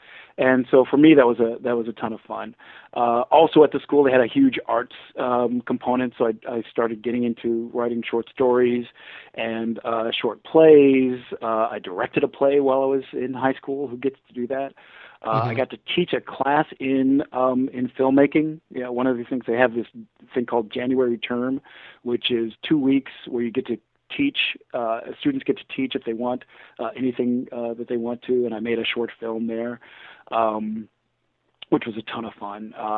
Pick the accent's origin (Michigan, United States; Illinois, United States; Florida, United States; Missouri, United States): Michigan, United States; Detroit; I'm coming from Detroit, African-American from, you know, whatever. And this great, like, clash of cultures for me. So immediately I'm kind of learning. I had to lose my accent.